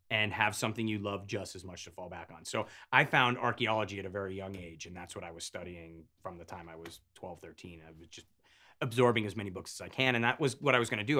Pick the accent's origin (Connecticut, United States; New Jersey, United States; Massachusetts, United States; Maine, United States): Connecticut, United States; Avon; born or raised there; also born or lived in Hartford, Connecticut